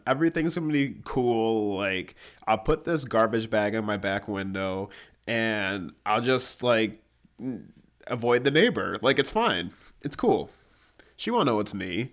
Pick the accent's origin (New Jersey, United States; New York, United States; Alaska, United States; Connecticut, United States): New York, United States; Grand Island; moved away; I'm from Grand Island, which is in between Niagara Falls, New York, and Buffalo.